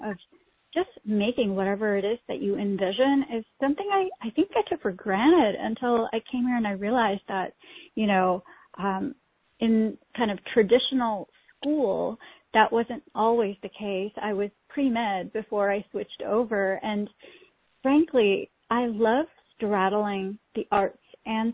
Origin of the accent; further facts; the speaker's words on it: Pakistan; now in United States; I was born in Pakistan